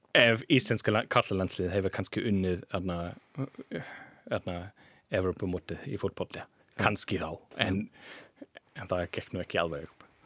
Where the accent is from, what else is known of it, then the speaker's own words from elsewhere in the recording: Jena, Thuringia, Germany; Icelandic is a second language; moved away as an adult; also born or lived in Freiberg, Germany; now in Iceland; ég var alveg upp í Jena